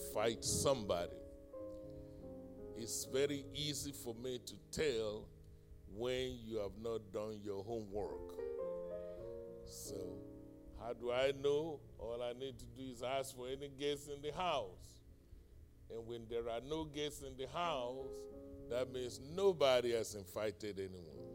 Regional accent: United States; my hometown in Carfax

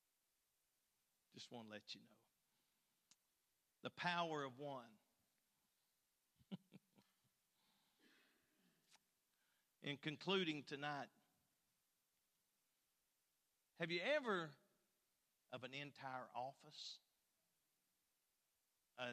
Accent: Phelps, Kentucky, United States; I'm from Phelps, Kentucky

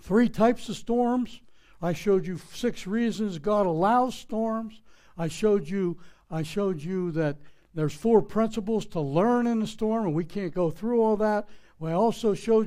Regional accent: Pittsburgh, Pennsylvania, United States; I'm from Pittsburgh, Pennsylvania. It's not creek, it's crick. It's not house, it's haas. You know, that's the way we speak

